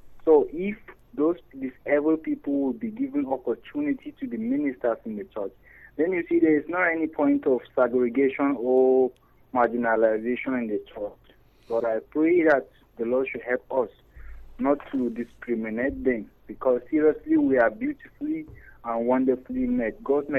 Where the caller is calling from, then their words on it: Ibadan, Oyo, Nigeria; I'm calling from Ibadan.